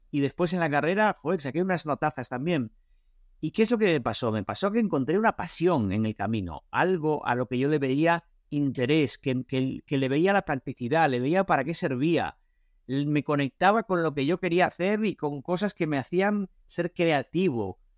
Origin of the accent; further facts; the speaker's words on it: Vigo, Galicia, Spain; Vengo de Vigo, nací en Vigo, estudié la carrera de informática en La Coruña